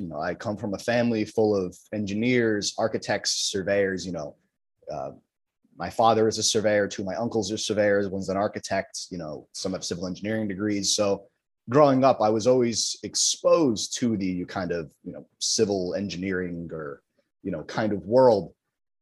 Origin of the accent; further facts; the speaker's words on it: New Jersey, United States; Born and raised in North Jersey, bounced around a bunch of different towns, but I'm currently living out of Bloomfield